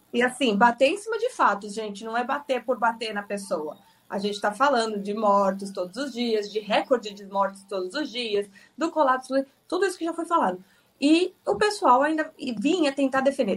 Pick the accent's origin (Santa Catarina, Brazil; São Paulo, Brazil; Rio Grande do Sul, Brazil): São Paulo, Brazil; Itapecerica da Serra; eu estou aqui isolada em Tapsirica da Serra, na casa onde eu cresci a minha infância inteira. Mudei daqui aos 20 anos.